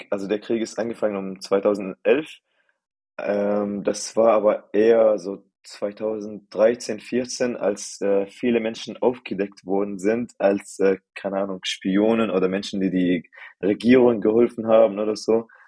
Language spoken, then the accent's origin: German; United Arab Emirates; also born or lived in Syria; now in Germany; Also, ich bin äh, gebürtig Syrer und meine Eltern und meine ganzen Familien kommen auch aus Syrien. Aber meine Eltern sind in den 90ern nach den äh, Vereinigten Arabischen Emiraten emigriert worden, um zu arbeiten. Und dort haben wir dann eine Zeit lang gelebt und dort bin ich tatsächlich aufgewachsen.